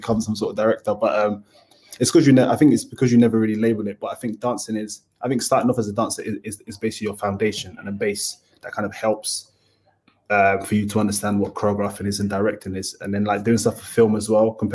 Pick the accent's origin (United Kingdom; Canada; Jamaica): United Kingdom; Dagenham, London; I was born in Dagenham, lived in Dagenham for quite a long time.